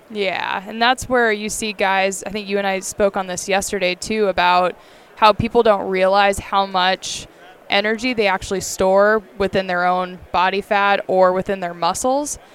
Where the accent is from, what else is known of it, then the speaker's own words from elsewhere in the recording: Bird Creek, Alaska, United States; also born or lived in Bellingham; I was born and raised in Bird Creek, Alaska, which is where I still call home today